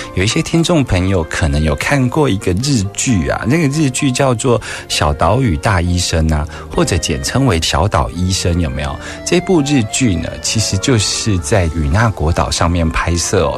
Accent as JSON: {"language": "Chinese", "country": "Taiwan", "said": "我们台湾人民"}